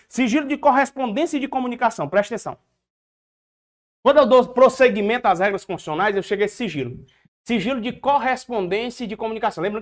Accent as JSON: {"language": "Portuguese", "region": "Paraíba", "country": "Brazil", "said": "Eu sou da Paraíba, vem uma tia minha lá do interior"}